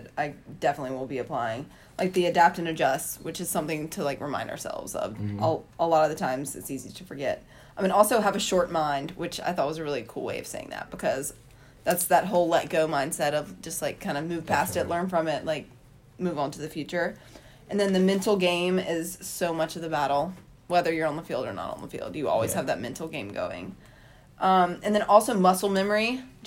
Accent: the South, United States; I'm from the South.

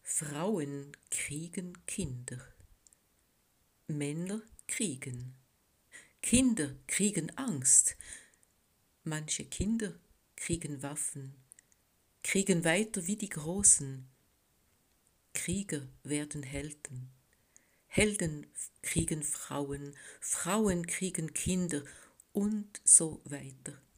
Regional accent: French-speaking Switzerland, Switzerland; German is a second language; now in Bern, Switzerland; Ich komme aus der Schweiz genauer gesagt aus der französischen Schweiz, wo ich geboren und aufgewachsen bin. Deutsch habe ich in der Schule gelernt

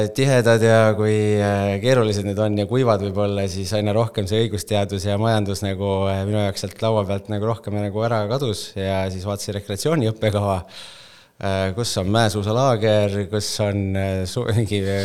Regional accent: Tallinn, Harju County, Estonia; kust ma tulen, Tallinna poiss Äh, koolis käinud Tallinnas Õismäel

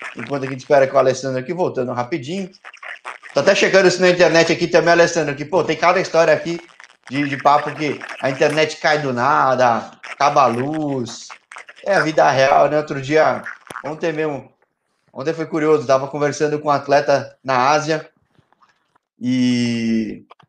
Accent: São Paulo, Brazil; Eu sou de São Paulo

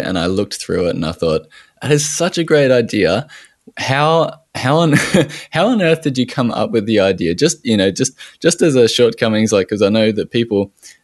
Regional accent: Australia

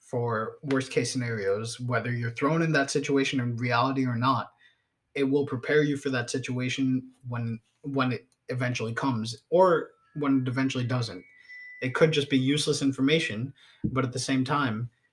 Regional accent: United States; I'm an American too

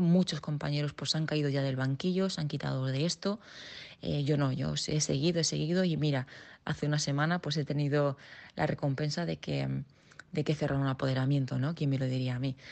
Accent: Region of Murcia, Spain; yo soy murciana

